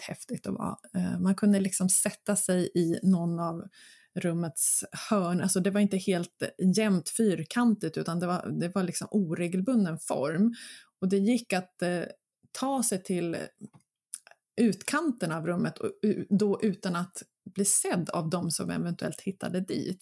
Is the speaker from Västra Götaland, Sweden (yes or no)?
no; Mörby castle ruin area, Stockholm County, Sweden; Det är mina hemtrakter. Eh, där var jag väldigt mycket som barn